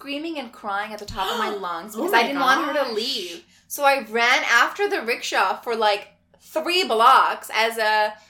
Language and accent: English; India; also born or lived in Winnipeg, Canada; now in Canada; born and raised in India, moved to Canada not once, twice.